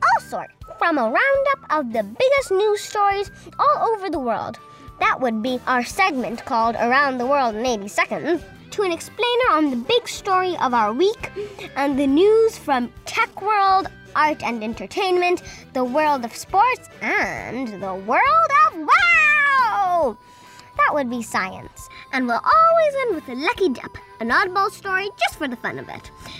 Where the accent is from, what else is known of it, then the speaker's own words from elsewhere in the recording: United Kingdom; born there; I'm half Indian, half American, and I was born in Britain, so I travel with a lot of passports